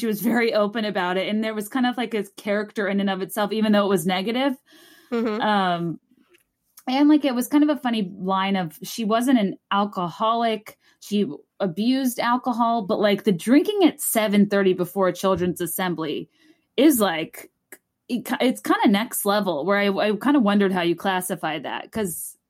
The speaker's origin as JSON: {"language": "English", "region": "Virginia", "country": "United States", "said": "I'm from Virginia."}